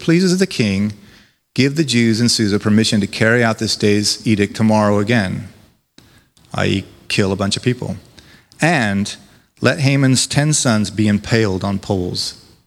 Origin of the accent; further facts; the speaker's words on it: United States; now in United Kingdom; As an American